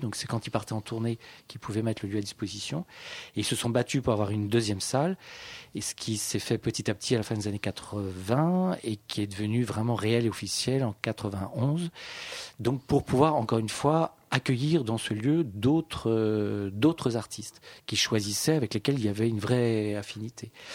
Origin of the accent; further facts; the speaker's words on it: Paris, Île-de-France, France; also born or lived in Saint-Étienne; je suis parisien